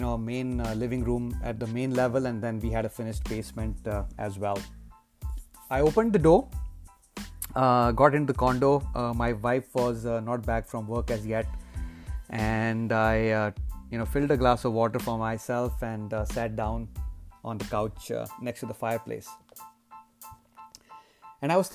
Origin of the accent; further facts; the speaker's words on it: India; my days when I was growing up in India